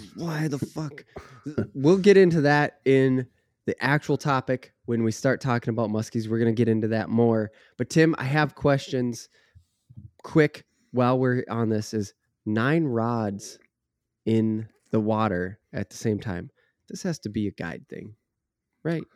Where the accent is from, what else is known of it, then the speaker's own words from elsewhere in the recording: Minnesota, United States; maybe that's me as a northerner, maybe that's me as a Minnesotan